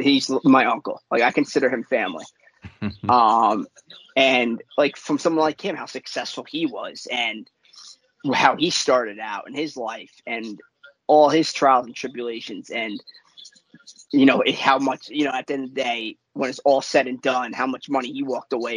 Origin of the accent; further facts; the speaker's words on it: New York, United States; I'm from New York